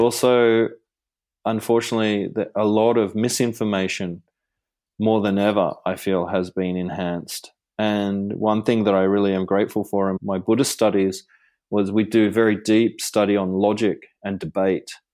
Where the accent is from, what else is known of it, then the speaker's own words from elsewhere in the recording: Gold Coast, Queensland, Australia; when I was growing up on the Gold Coast